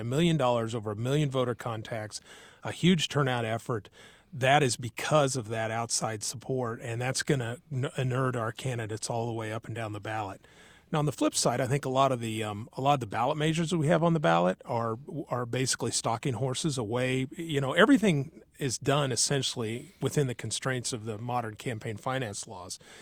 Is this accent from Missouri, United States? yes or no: yes; Tarkio, Missouri, United States; now in Kansas City area, United States; I was raised in Tarkio